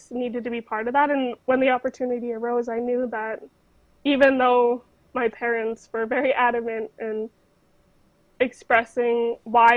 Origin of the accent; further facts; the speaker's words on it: Fort Nelson, British Columbia, Canada; growing up in Fort Nelson in the North